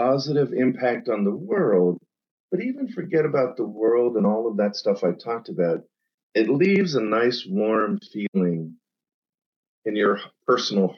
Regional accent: central Pennsylvania, United States; grew up in a small town in central PA of 800 people

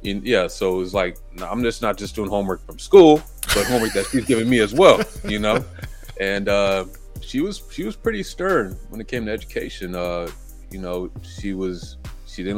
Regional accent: Los Angeles, California, United States; I was born here in LA, but yeah, I'm Belizean

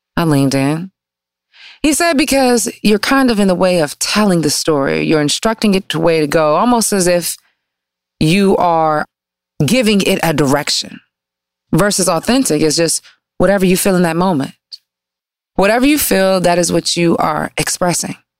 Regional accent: Detroit, Michigan, United States; moved away as an adult; also born or lived in Washington, D.C. / New York; I'm from Michigan too

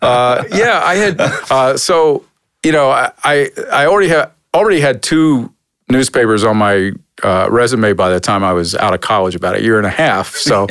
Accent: Philadelphia, Pennsylvania, United States; moved away as an adult; also born or lived in Atlanta / San Diego; now in Cleveland, United States; the kind of town I grew up in Philadelphia.

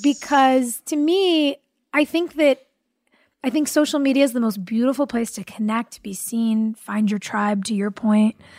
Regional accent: California, United States; I grew up in California

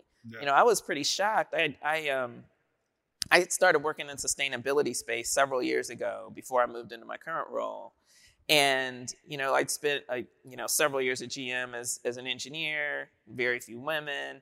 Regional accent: Dayton, Ohio, United States; I'm from Dayton, Ohio

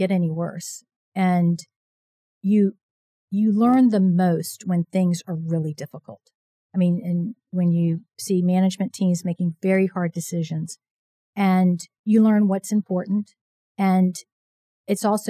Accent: Virginia, United States; moved away as an adult; now in Houston, United States; I grew up in Virginia.

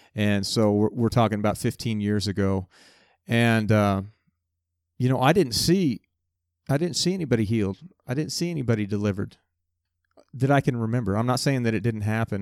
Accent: United States; also born or lived in Winfield, Kansas

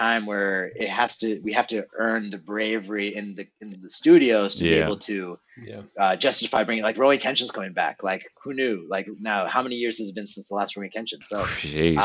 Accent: Trondheim, Trøndelag, Norway; moved away; I was born in Trondheim, Norway, like a fisherman town in Norway.

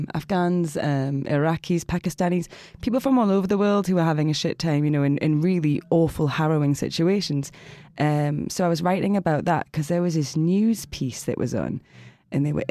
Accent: South Shields, North East England, United Kingdom; In the northeast. So place called South Shields.

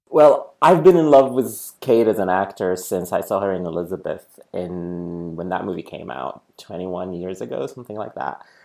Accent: Sudan; now in New York City, United States; I grew up in Sudan

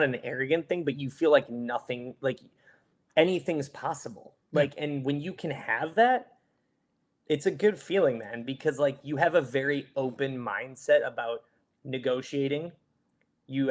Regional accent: Michigan, United States; moved away; I'm from Michigan originally

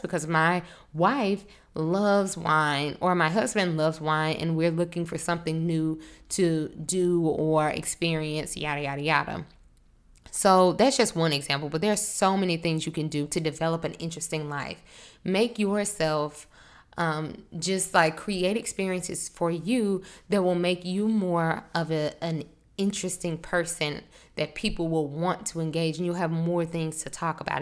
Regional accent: Monroe, Louisiana, United States; moved away as an adult; now in New Orleans, United States; I'm from North Louisiana, a small town. I don't know if you're familiar with Monroe, it's kind of close to Shreveport. Um, I, I grew up there

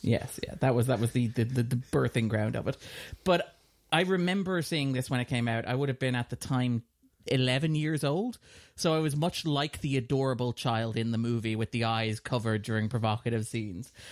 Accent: Ireland; we're a smaller nation

